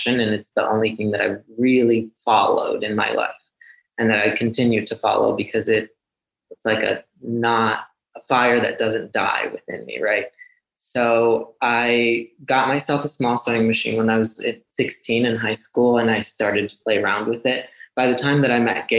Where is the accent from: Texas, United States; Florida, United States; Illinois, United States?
Illinois, United States; outside of Chicago; moved away as an adult; also born or lived in Veracruz, Mexico; now in Mexico; for the 12 years that I grew up outside of Chicago